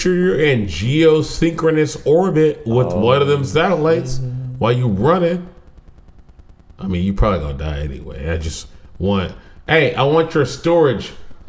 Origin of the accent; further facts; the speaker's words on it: Texas, United States; I am also from Texas.